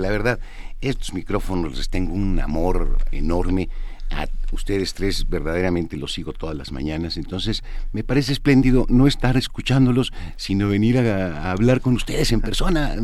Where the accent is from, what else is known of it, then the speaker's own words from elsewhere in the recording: Mexico City, Mexico; soy chilango de tres generaciones aquí